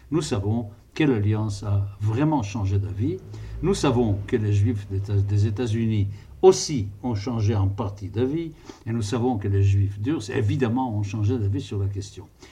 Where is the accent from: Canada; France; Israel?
Israel; je suis d'une famille euh, qui est en Palestine depuis le début du 19e siècle